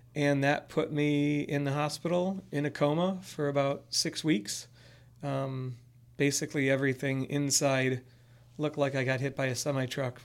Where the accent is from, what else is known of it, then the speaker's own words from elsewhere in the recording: Chicago suburbs, Illinois, United States; I grew up in the Chicago suburbs